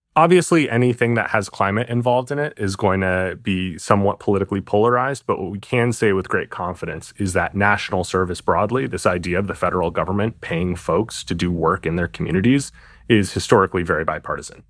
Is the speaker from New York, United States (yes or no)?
yes; New York City, New York, United States; moved away; I'm from New York City originally.